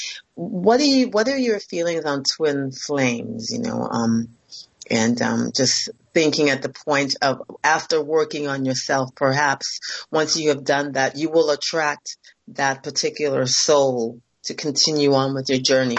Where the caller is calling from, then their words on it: Toronto, Ontario, Canada; I'm calling from Toronto.